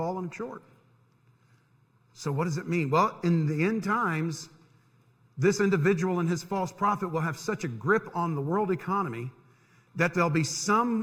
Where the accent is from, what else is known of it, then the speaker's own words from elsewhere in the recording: near Disney World, Florida, United States; I grew up near Disney World